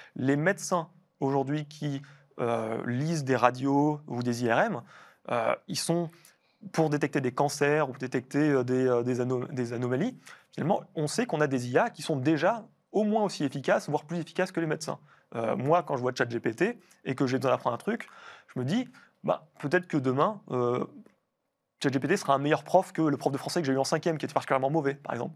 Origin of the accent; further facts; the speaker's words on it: France; nous, en tant que Français